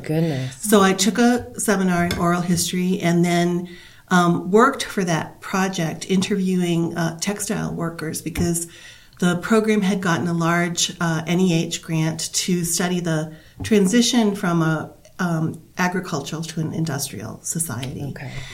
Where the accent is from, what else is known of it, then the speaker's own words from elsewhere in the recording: Massachusetts, United States; now in Bozeman, United States; I grew up in Massachusetts.